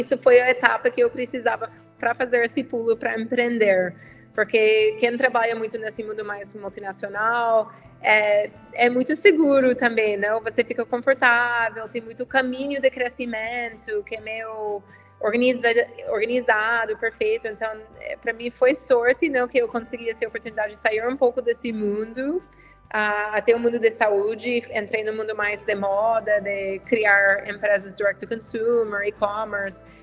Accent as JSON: {"language": "Portuguese", "country": "United States", "second_language": "Portuguese", "moved": "as an adult", "lives_now": "Brazil", "said": "sou americana, dá para ver um pouco pelo sotaque, mas eu tenho agora 10 anos no Brasil"}